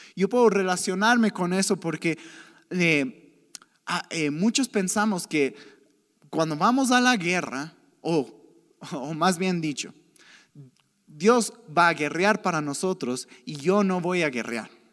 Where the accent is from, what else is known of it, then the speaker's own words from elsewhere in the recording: Cuenca, Azuay, Ecuador; moved away as an adult; now in Quito, Ecuador; yo crecí, yo soy de Cuenca, yo crecí en una ciudad donde el chisme es súper normal